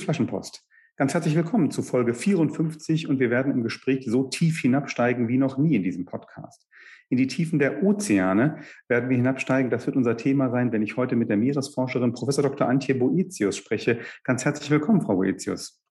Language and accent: German; Northern Germany, Germany; als Norddeutscher